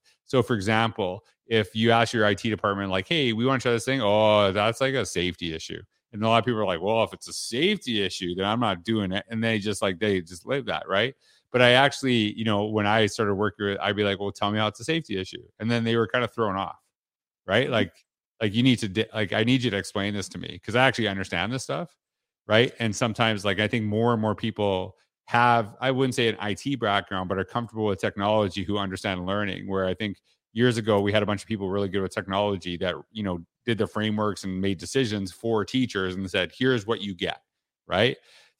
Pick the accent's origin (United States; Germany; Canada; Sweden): Canada; born or raised there